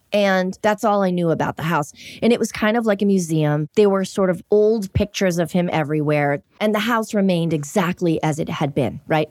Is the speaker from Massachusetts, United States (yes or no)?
yes; Everett, Massachusetts, United States; also born or lived in Miami / New York City; now in Los Angeles, United States; Growing up in Boston, really close proximity to the city, and I grew up in Everett